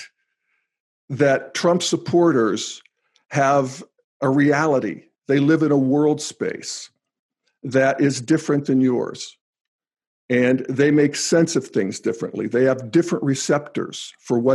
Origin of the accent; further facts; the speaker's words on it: New Castle, Pennsylvania, United States; moved away as an adult; growing up in Newcastle, Pennsylvania